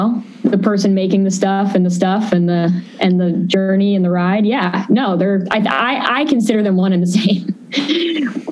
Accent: New York City, New York, United States; growing up in New York

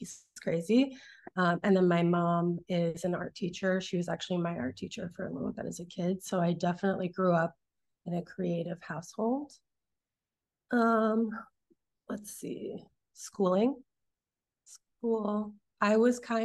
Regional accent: St. Louis Park, Minnesota, United States; moved away as an adult; also born or lived in San Francisco, United States / New York, United States; now in Los Angeles, United States; I grew up in Minneapolis, Minnesota, or right outside of it in St. Louis Park

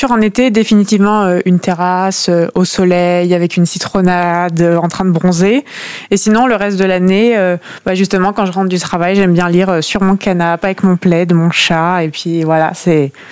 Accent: Langrune-sur-Mer, Normandy, France; euh, j'ai 23 ans, je suis originaire de Langrune-sur-Mer, donc c'est un petit village à côté de Caen.

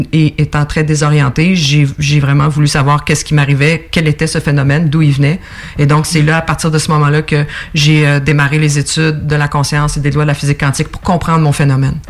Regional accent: Estrie, Quebec, Canada; moved away as an adult; also born or lived in Montreal; j'habite euh, plutôt l'Estrie maintenant

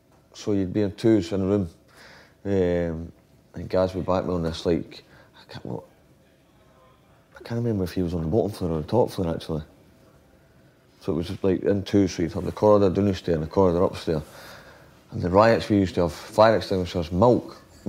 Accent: Scotland, United Kingdom

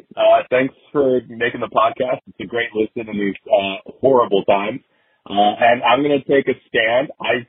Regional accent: Bellingham, Washington, United States; my hometown, which is also Bellingham.

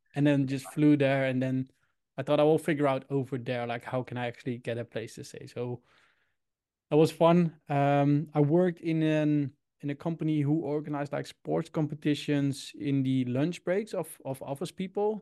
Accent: Utrecht, Netherlands; English is a second language; also born or lived in Sydney, Australia / Indianapolis, United States; I'm from the Netherlands, Utrecht

